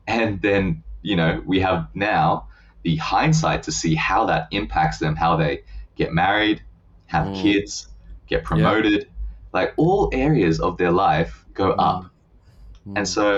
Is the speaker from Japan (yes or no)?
yes; Japan; I just think over time, growing up in Japan just grows on you. Like the country, the culture, the people, it just grows on you.